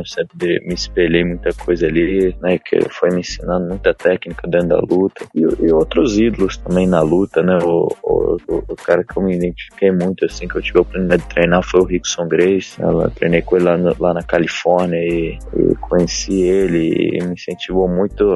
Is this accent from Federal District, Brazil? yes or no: yes; Brasília, Federal District, Brazil; em Brasília, né? Que eu, a cidade onde eu nasci, onde eu morei